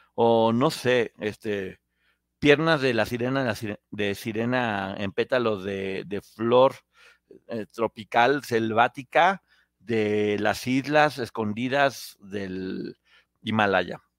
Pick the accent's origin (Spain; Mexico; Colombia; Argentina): Mexico; seguimos siendo mexicanos